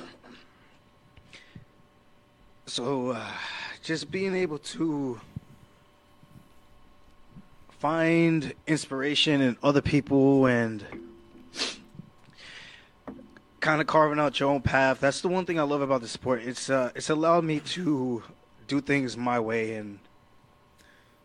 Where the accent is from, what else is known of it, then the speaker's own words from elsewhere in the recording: Long Island, New York, United States; I'm from Long Island